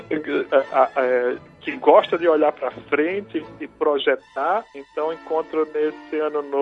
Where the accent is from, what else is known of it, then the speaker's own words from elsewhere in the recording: João Pessoa, Paraíba, Brazil; moved away as an adult; now in Brasília, Brazil; eu sou natural de João Pessoa, na Paraíba, e estou radicado em Brasília, tem 10 anos